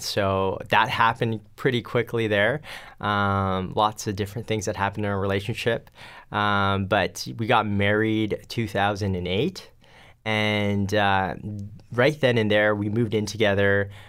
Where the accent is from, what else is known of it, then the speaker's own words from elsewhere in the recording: Pasadena, California, United States; now in Richmond, Canada; I'm actually from California, so Pasadena, California was where I was born, and we moved out here to Richmond, BC about 1992